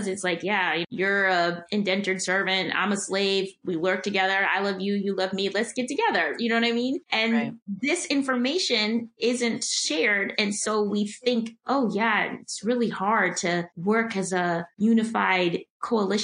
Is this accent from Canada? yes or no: no; Milwaukee, Wisconsin, United States; growing up in Milwaukee